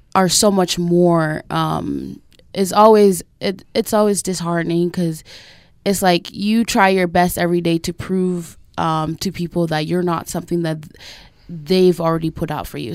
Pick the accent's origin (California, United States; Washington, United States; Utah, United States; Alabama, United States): Utah, United States; Millcreek; I grew up in a great neighborhood. I grew up in Mill Creek